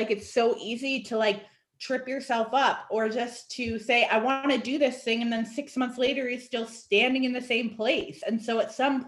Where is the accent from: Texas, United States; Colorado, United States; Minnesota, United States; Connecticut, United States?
Connecticut, United States; now in Atlanta, United States; I grew up going to Vermont and Maine because I'm from Connecticut